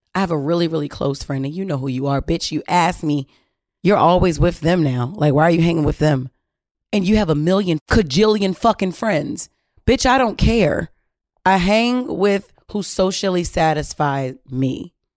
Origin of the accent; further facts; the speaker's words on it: Baltimore, Maryland, United States; We're both from Baltimore City.